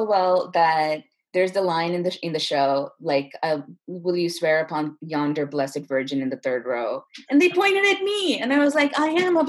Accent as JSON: {"language": "English", "town": "Chennai", "region": "Tamil Nadu", "country": "India", "tie": "born or raised there", "also_born_or_lived": "Bay Area, United States / Singapore", "said": "We moved around a lot when I was little, so I was born in the Bay Area, but then we moved to Singapore and then we moved to India. And I mostly grew up in Chennai, where my parents are from."}